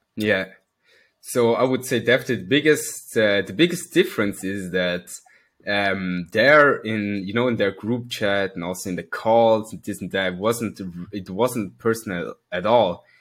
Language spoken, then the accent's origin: English; Switzerland; I come from Switzerland. Born and raised